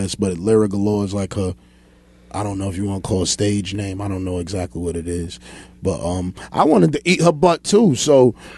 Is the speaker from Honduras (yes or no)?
yes; Honduras; I'm from Honduras